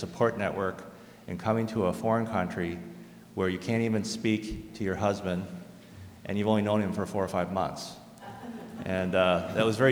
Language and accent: English; South Orange County, California, United States; first language English; I'm a third generation American. My family immigrated to the United States prior to 1910 and grew up only speaking English in South Orange County.